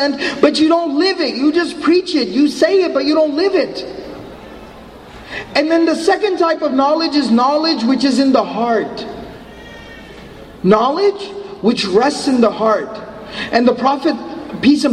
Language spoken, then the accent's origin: English; Dallas, Texas, United States; I'm from Dallas